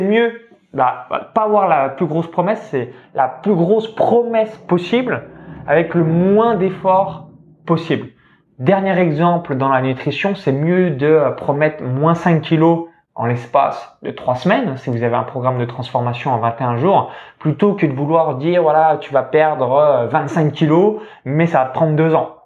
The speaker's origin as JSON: {"language": "French", "area": "near Chalon-sur-Saône, Saône-et-Loire", "region": "Bourgogne-Franche-Comté", "country": "France", "tie": "born or raised there", "said": "j'ai grandi dans une ferme, donc proche de Chalon-sur-Saône en Saône-et-Loire, donc c'est le département 71"}